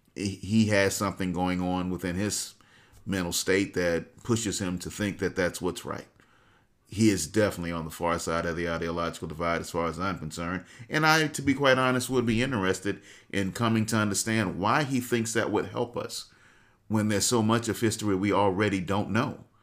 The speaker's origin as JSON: {"language": "English", "country": "United States", "said": "as a black man, as an American"}